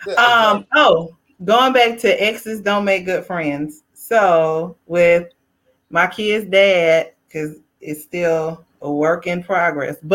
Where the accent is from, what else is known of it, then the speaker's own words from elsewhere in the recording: the South, United States; I am from the South